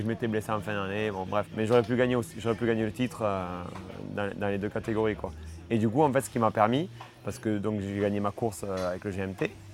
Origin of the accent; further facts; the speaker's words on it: France; je suis français